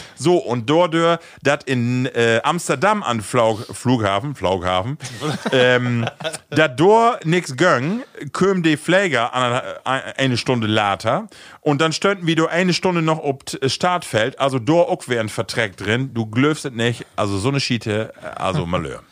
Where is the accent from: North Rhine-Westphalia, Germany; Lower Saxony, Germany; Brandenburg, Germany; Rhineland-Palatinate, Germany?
Lower Saxony, Germany; Rütenbrock; bei uns in Rütenbrauch